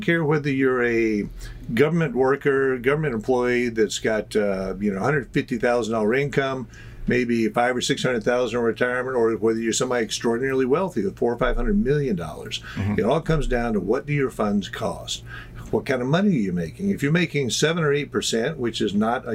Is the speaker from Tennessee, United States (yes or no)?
yes; Tennessee, United States; now in Puerto Rico; I'm from Tennessee originally.